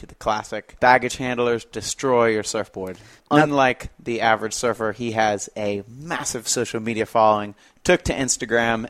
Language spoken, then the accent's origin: English; Florida, United States; where I grew up in Florida